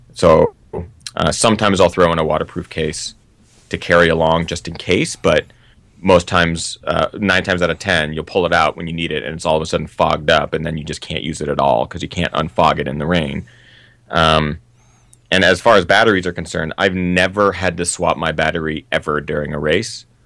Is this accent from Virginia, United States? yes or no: no; Seattle, Washington, United States; now in Los Angeles, United States; I grew up in Seattle, which is the northwest of the United States